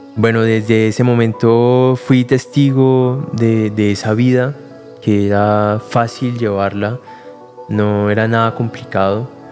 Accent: Cali, Valle del Cauca, Colombia; yo soy de Cali, ahí nací

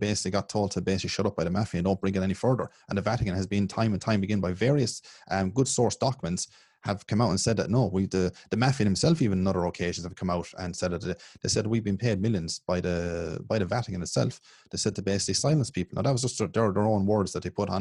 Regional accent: Ireland; I grew up in Ireland

